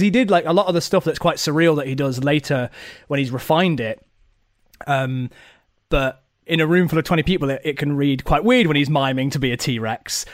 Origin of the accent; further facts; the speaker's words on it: Nottingham, East Midlands, United Kingdom; I'm from Nottingham